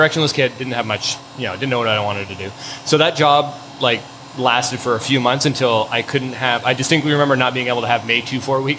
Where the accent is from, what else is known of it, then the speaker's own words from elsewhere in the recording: Harrow, Ontario, Canada; moved away as an adult; now in Hamilton, Canada; South of Windsor in a little town called Harrow.